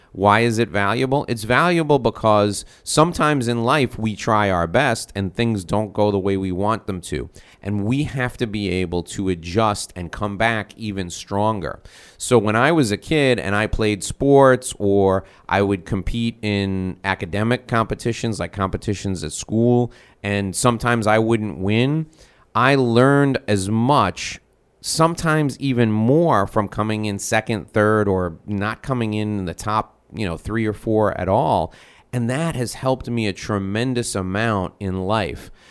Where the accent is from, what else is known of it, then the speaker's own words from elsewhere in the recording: North Salem, New York, United States; now in Miami, United States; I grew up on Sunset Drive in North Salem, New York